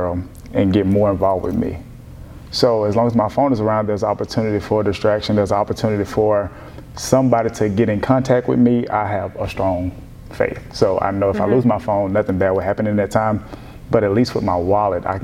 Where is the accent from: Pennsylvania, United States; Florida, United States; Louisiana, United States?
Louisiana, United States; Rayville; moved away as an adult; now in Houston, United States; I am born and raised in Rayville, Louisiana.